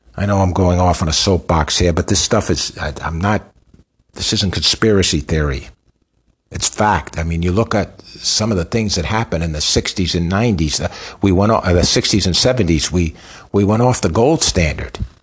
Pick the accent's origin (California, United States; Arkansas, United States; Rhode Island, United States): Rhode Island, United States; I grew up in Rhode Island.